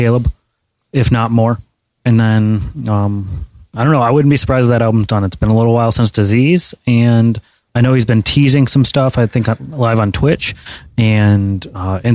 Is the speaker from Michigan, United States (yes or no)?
yes; Troy, Michigan, United States; Coming from Troy, Michigan